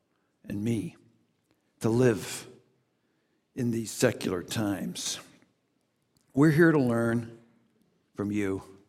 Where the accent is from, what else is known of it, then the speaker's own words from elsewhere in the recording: United States; Oh, so good to be here in Montreal. Yes. We come here from Chicago, and we're here seeking to learn.